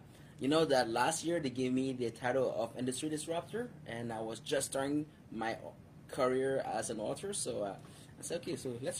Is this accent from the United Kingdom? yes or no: yes; United Kingdom; I don't sound like one, but I'm British.